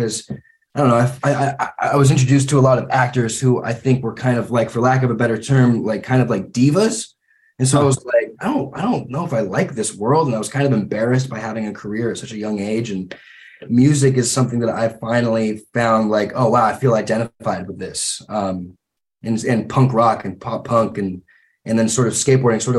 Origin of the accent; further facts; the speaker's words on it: Santa Clarita, California, United States; also born or lived in Santa Monica / Los Angeles; I was born in Santa Monica, grew up, we sort of moved around all throughout Los Angeles before I was like 4 years old. And then when I was like 3 or 4, we landed in a little small town just north of Los Angeles called Santa Clarita